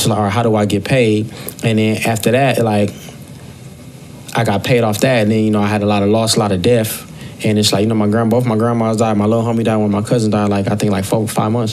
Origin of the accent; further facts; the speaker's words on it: Long Beach, California, United States; I'm from Long Beach